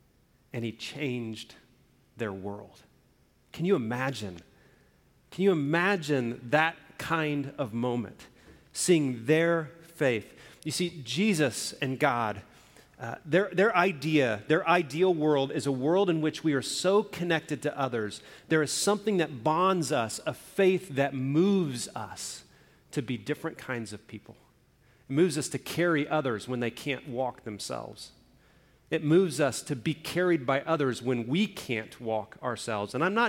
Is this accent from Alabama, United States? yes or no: yes; Alabama, United States; also born or lived in Indiana / Oklahoma; now in Arizona, United States; I've lived in a few different places around the country. I grew up in Alabama. I lived in Indiana, then I moved to Oklahoma, and now out in Arizona.